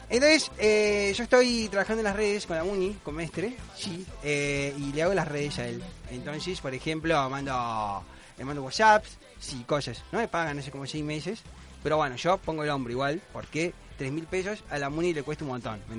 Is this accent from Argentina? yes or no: yes; Córdoba, Argentina; Yo soy de Córdoba.